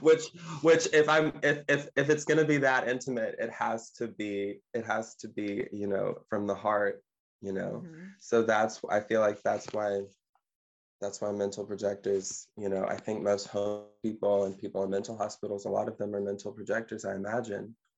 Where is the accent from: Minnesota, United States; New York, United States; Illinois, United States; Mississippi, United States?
Mississippi, United States; now in Ottawa, Canada; I'm a singer and I am from Mississippi